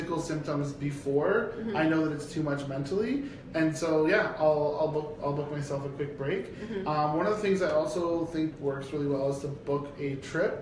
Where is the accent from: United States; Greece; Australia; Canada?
Canada; Brampton, Ontario; I'm from Brampton. Like my family's from Brampton